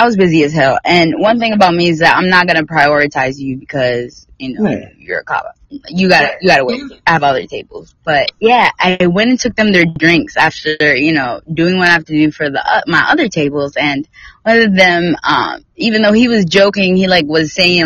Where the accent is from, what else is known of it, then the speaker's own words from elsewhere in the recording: North Carolina, United States; now in Texas, United States; I'm from North Carolina